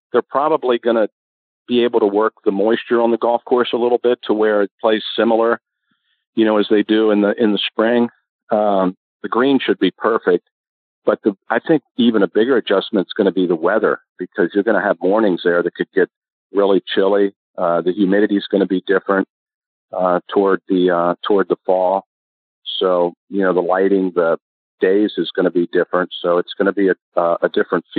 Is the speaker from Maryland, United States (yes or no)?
yes; Maryland, United States; I was from Maryland